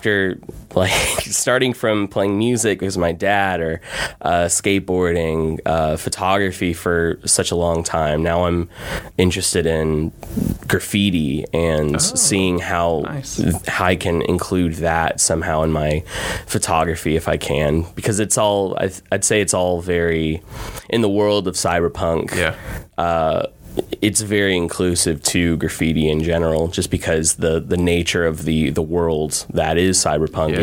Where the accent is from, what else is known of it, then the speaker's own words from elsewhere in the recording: Beaumont, Texas, United States; now in Austin, United States; I grew up here in Beaumont